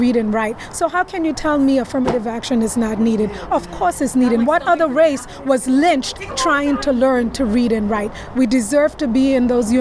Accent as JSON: {"language": "English", "country": "Trinidad & Tobago", "moved": "yes", "lives_now": "New York, United States", "said": "I'm from Trinidad"}